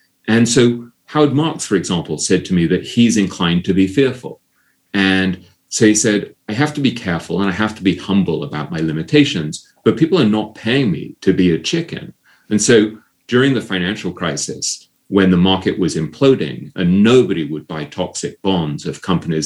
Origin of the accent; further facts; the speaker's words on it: England, United Kingdom; growing up in England